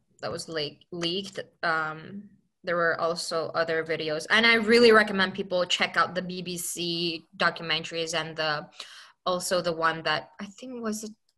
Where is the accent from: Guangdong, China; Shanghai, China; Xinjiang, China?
Xinjiang, China; near Kashgar, Uyghur region; moved away; Kashgar is only 40 miles away from my hometown